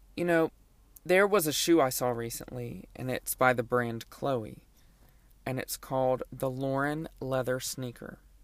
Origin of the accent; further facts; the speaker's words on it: Lake Charles, Louisiana, United States; my childhood, growing up in Lake Charles, Louisiana